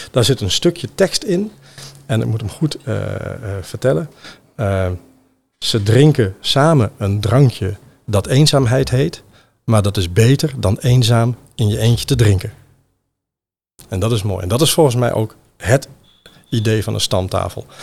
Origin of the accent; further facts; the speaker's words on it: Randstad, Netherlands; Ik kom zelf uit de Randstad.